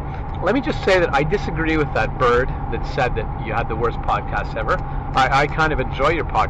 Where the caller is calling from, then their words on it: Hemingford, Quebec, Canada; I'm sending this from Hemingford, Quebec, which is a small rural town, 20 miles south of Montreal, right on the New York-Vermont border.